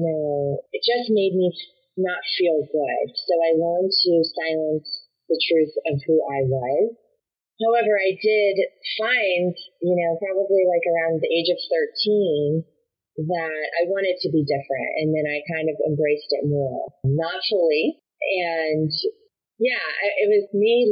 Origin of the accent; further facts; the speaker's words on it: West Palm Beach, Florida, United States; moved away as an adult; also born or lived in Northern California; I grew up in West Palm Beach, Florida